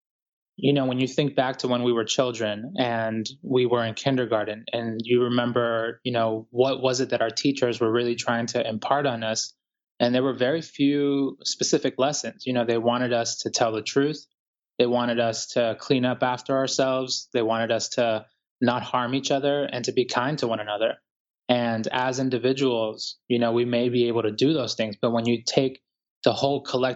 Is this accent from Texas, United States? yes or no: no; Boston, Massachusetts, United States; also born or lived in Guayaquil, Ecuador; now in New York City, United States; I was born in Ecuador, Guayaquil, Ecuador, to be exact. And I grew up here in the United States in Boston, and I'm currently living in New York City